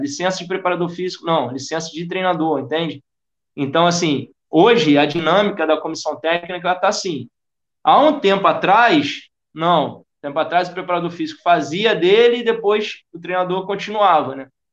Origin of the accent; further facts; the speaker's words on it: Rio de Janeiro, Brazil; accent: carioca; moved away as an adult; also born or lived in Tijuca, Rio de Janeiro / United Arab Emirates; depois fui para São Cristóvão. Minha minha vida inteira foi em São Cristóvão